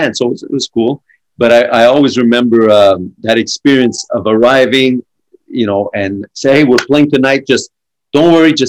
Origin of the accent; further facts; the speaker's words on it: Montreal, Quebec, Canada; also born or lived in Ontario; I'm from Montreal. I was born in Ontario, actually